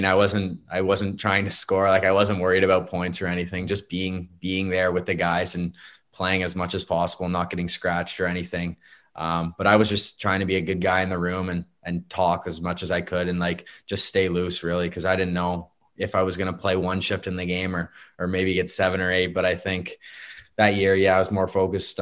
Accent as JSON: {"language": "English", "town": "Barrie", "region": "Ontario", "country": "Canada", "tie": "born or raised there", "said": "Staying in my hometown."}